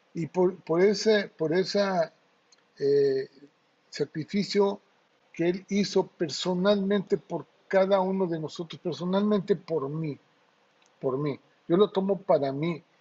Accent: Acayucan, Veracruz, Mexico; cuando era niño en, mi pueblo, ahí en Acayuca, en Veracruz

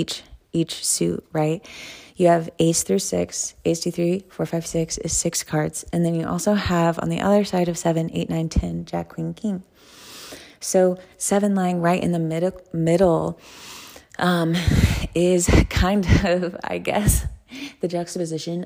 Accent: the South, United States; I'm from the South

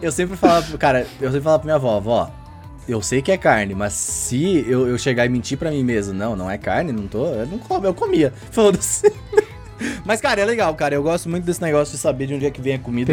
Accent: Rio Grande do Sul, Brazil; moved away; lá no Rio Grande do Sul, principalmente da minha terrinha lá

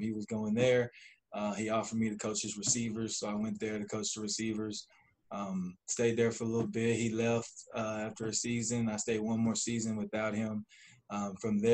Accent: Ennis, Texas, United States; also born or lived in California; now in Flower Mound, United States; I'm from California, born there. Raised in Texas. I moved to Ennis, Texas when I started getting into sports

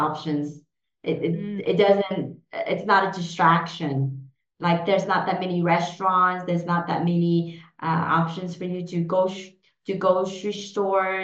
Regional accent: Houston, Texas, United States; English is a second language; moved away as an adult; also born or lived in Vietnam / Germany; now in Switzerland; I grew up in Houston, Texas

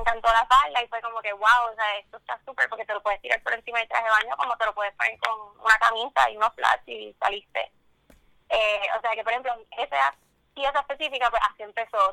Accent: Puerto Rico; que uno mismo como puertorriqueño lo apoye

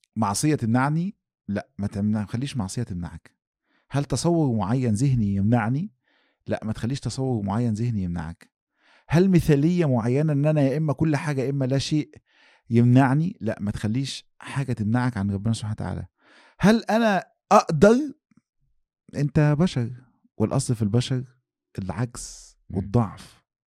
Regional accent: Egypt; واحنا عندنا في مصر

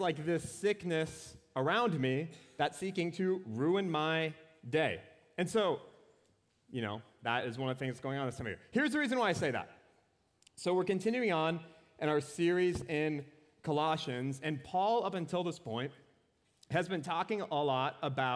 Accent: Anoka, Minnesota, United States; Anoka, Minnesota. It's my hometown.

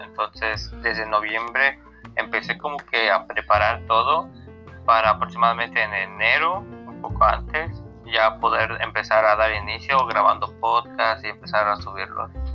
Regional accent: Yucatán, Mexico; also born or lived in Mexico City; yo soy de Media Yucatán. Vengo naciendo aquí, bueno, me, crié más que nada en la Ciudad de México, pero aquí, por así decirlo, me crié.

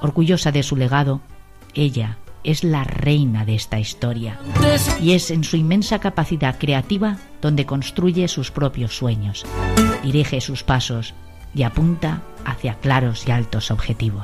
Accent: Valencian Community, Spain; como valenciana

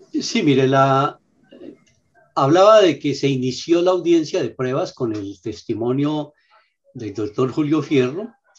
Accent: Huila, Colombia; solo somos los huilenses

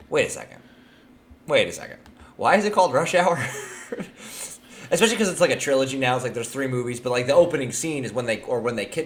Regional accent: California, United States; I'm from California

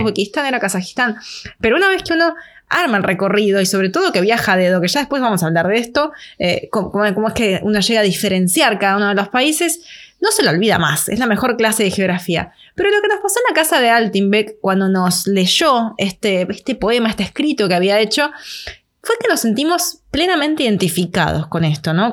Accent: Argentina; soy italiana, tengo pasaporte italiano, pero yo no es que digo soy italiana, soy argentina.

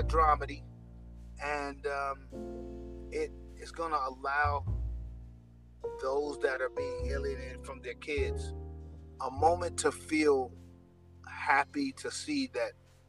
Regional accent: New York City, New York, United States; I'm from Jamaica, Queens, New York. It's a rough neighborhood in New York

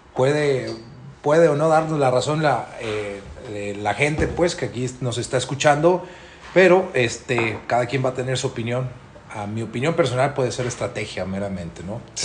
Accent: Mexico; nosotros como mexicanos

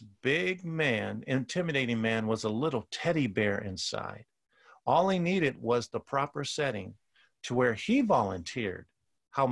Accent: Oakland, California, United States; growing up in Oakland

